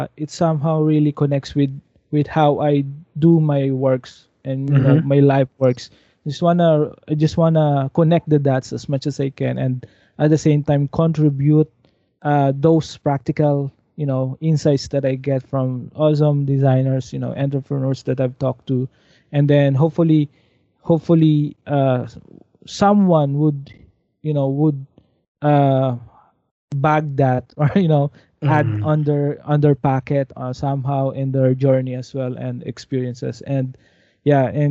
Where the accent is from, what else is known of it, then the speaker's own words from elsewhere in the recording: Silang, Calabarzon, Philippines; I'm from the Cavite. I grew up in Silang, so very traditional, more on agriculture area